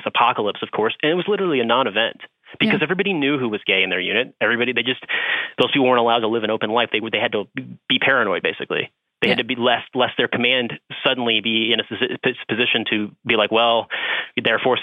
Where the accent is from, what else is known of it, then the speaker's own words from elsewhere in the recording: Midwest, United States; now in New York, United States; I'm from the Midwest and I live in New York